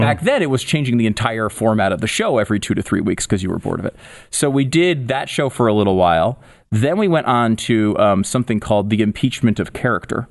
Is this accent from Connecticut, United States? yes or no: yes; Connecticut, United States; moved away as an adult; also born or lived in Tampa, Florida; I grew up in Connecticut